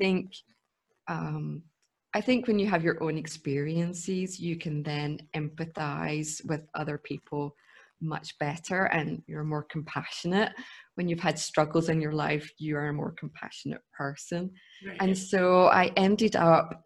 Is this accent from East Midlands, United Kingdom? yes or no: no; Scotland, United Kingdom; now in Munich, Germany; I grew up in Scotland